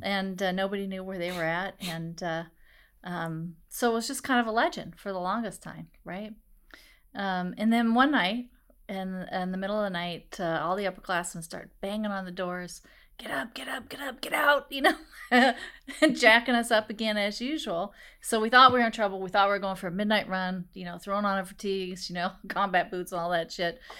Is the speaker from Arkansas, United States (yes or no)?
no; Des Moines, Iowa, United States; when I was a kid and I was growing up in Des Moines